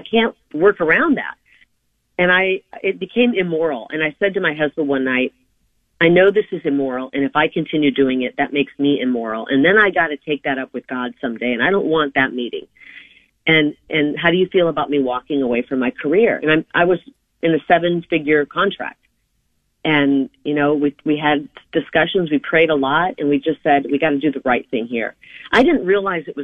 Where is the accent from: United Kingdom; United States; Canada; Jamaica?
United States; Iowa; now in Arizona, United States; I'm from Iowa. I was born in, I was raised in Iowa, family of nine.